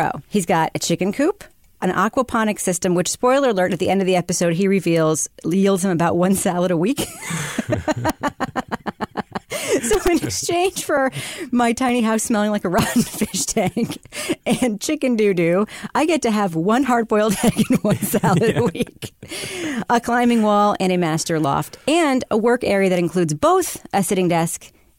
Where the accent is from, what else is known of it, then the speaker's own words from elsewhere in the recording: United States; It's, look at me. I'm so American.